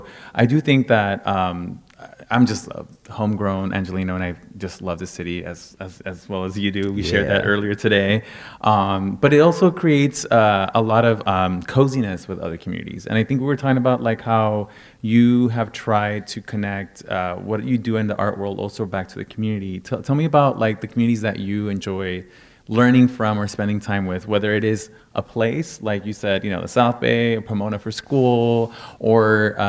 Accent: Veracruz, Mexico; I know that I come from Veracruz, Mexico, and you know our history is all over the map as well.

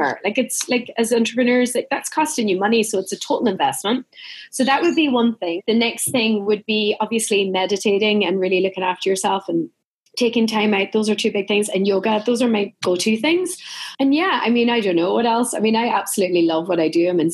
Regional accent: County Donegal, Ireland; Where I'm from in Donegal, you're talking about one of the quietest, most untouched places on the planet.

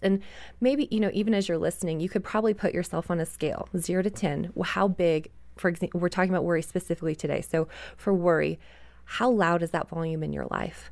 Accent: Canada; moved away; I grew up in Canada

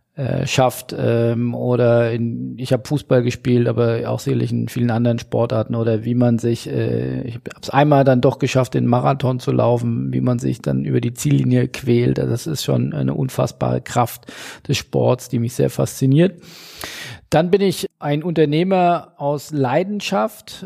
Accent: Hesse, Germany; im hessischen heimischen äh, Weinberg

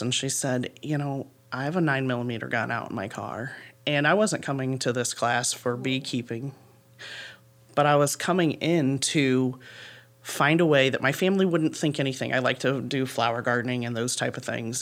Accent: Paulding County, Northwest Ohio, United States; I grew up in Paulding County, and so this is home for me, um, Northwest Ohio

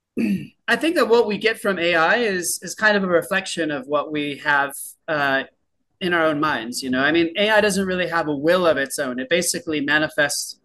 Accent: San Diego, California, United States; moved away as an adult; I'm from San Diego, California, which is a very nice place

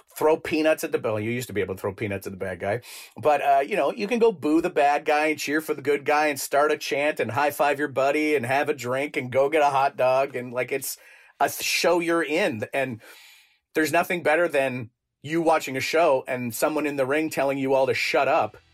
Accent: Canada

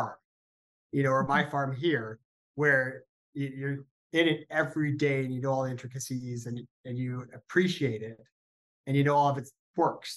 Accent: Northern California, United States; I grew up in Northern California

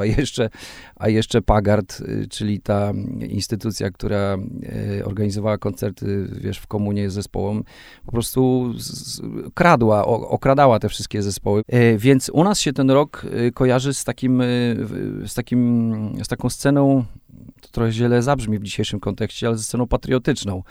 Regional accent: Raczki, Podlaskie Voivodeship, Poland; first language Polish; moved away as an adult; also born or lived in Suwałki / Katowice; Ja, ja urodziłem się w Suwałkach, mieszkałem przez, y, przez połowę, połowę swojego życia w, no nie, już teraz y, dłużej. O. o. właśnie sobie policzyłem, ile mam lat. No dobrze, przez y, y, 19 lat mieszkałem w Raczkach

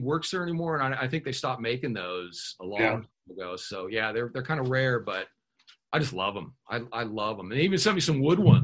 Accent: Huntington Beach, California, United States; I grew up kind of around Huntington Beach as a kid

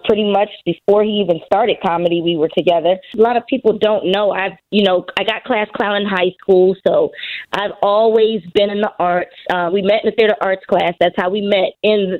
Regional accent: Philadelphia, Pennsylvania, United States; I'm from Philly

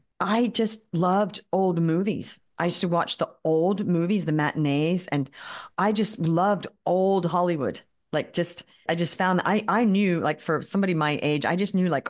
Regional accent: Australia; I grew up in Australia. We moved to Australia when I was 7. Grew up there.

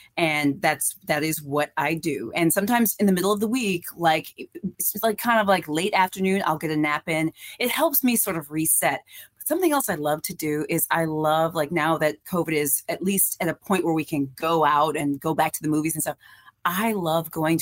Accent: Iowa, United States; I was born and raised in Iowa

